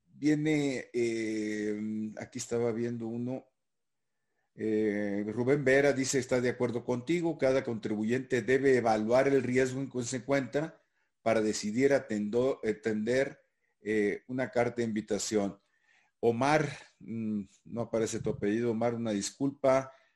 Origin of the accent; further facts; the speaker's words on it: Sinaloa, Mexico; en las costas sinaloenses, mi tierra